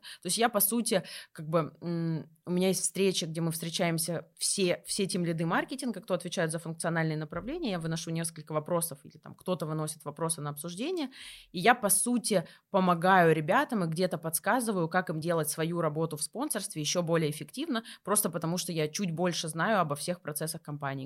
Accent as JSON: {"language": "Russian", "town": "Kursk", "region": "Kursk Oblast", "country": "Russia", "said": "Я из Курска"}